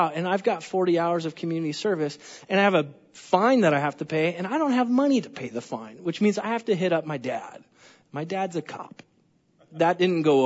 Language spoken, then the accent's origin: English; California, United States; I'm from California